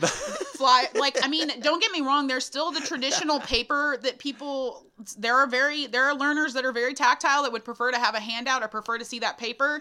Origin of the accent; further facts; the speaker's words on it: Thorndale, Texas, United States; I'm from a very small town outside of Austin called Thorndale, population thirteen hundred sixty-six